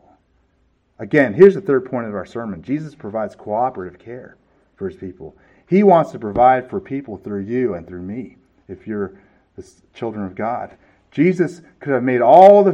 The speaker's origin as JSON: {"language": "English", "region": "California", "country": "United States", "moved": "yes", "said": "I'm from California"}